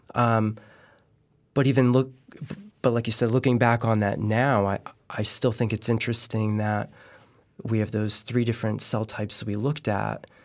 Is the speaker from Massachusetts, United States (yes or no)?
no; Connecticut, United States; living in Connecticut, I'm from Connecticut